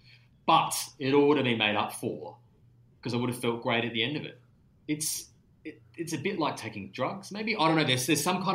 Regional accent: Adelaide, South Australia, Australia; I grew up in Adelaide

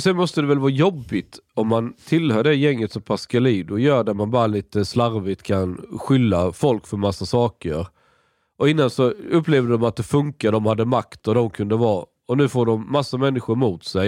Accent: Skåne, Sweden; jag är från Skåne

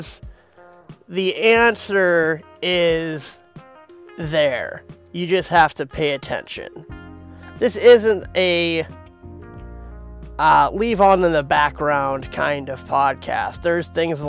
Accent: Minneapolis, Minnesota, United States; moved away; I grew up in Minneapolis. I lived there for the better part of 20 years.

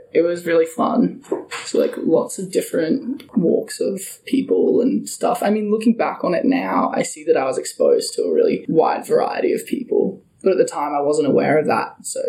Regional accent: Brisbane, Queensland, Australia; I was born in Brisbane.

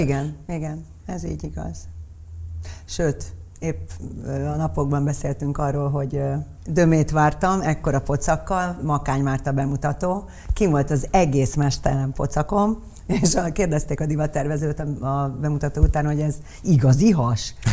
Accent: Budapest, Hungary; Rákos ligeten laktunk

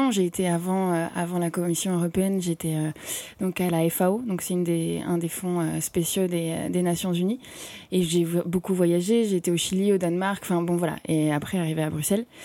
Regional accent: Paris, Île-de-France, France; also born or lived in Brussels; je suis tombée vraiment amoureuse de cette ville où euh, moi, je suis parisienne.

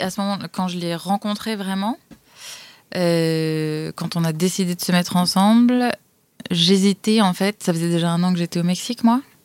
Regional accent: France; moved away; moi en tant que française

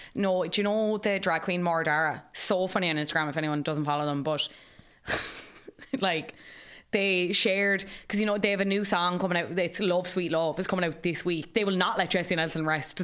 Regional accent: Cobh, Munster, Ireland; I'm from Cove

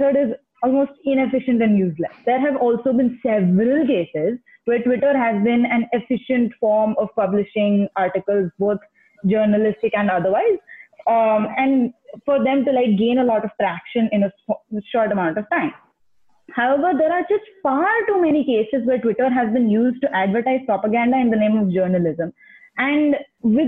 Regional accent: Ahmedabad, Gujarat, India; moved away as an adult; now in United States; I'm from Ahmedabad, born and brought up, but I have been studying in the US for the past 2 years.

